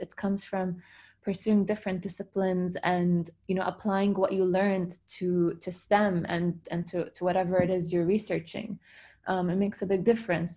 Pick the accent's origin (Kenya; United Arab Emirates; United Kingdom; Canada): United Arab Emirates; Dubai; I was born and raised in Dubai